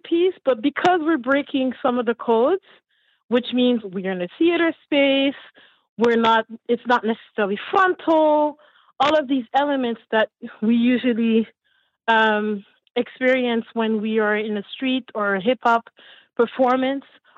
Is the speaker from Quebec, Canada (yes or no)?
yes; Montreal, Quebec, Canada; also born or lived in Haiti; I'm from Montreal, raised in Montreal, originally from Haiti. Came here in 76 years ago.